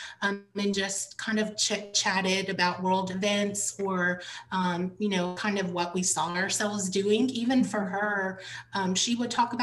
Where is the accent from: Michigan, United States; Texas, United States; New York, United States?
Texas, United States; The Woodlands; My family moved to the Woodlands in the mid 90s. And so of course, growing up in the Woodlands, you know of Interfaith